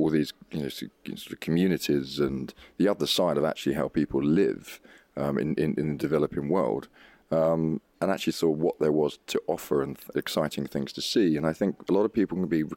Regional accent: Billericay, East of England, United Kingdom; I was brought up in Billericay in Essex

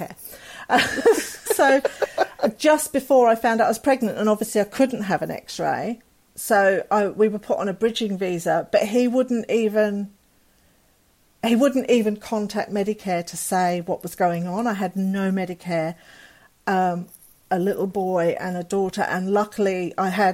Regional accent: England, United Kingdom; moved away as an adult; I love being English

